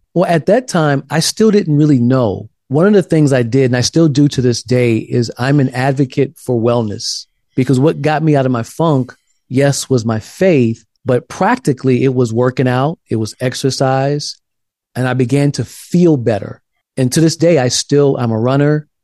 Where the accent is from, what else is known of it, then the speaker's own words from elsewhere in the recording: South Carolina, United States; now in Pasadena, United States; I grew up in South Carolina in a black church